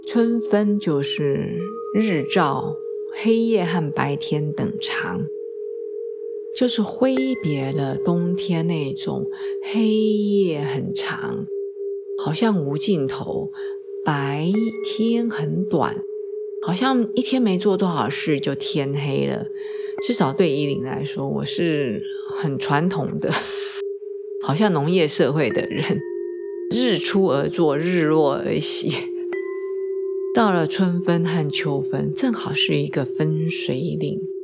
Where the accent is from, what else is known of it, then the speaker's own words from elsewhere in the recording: Taiwan; moved away as an adult; 我们台湾人